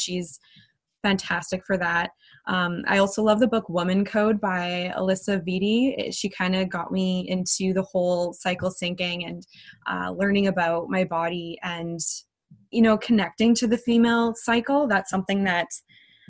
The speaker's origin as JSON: {"language": "English", "area": "a little town south of Winnipeg", "region": "Manitoba", "country": "Canada", "tie": "born or raised there", "said": "I grew up in a little town south of Winnipeg, Manitoba. The town is called L'Atelier."}